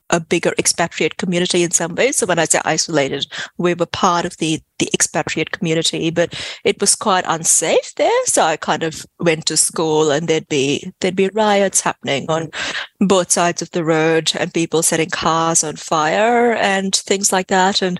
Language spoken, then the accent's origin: English; India; moved away as an adult; also born or lived in West Africa; now in Australia; So I grew up in West Africa. Well, I was born in, in India, um, lived there for about a year and a half, then moved to West Africa at about the age of one and a half, lived there until I was about 10 and then moved back to India for the next 10 years.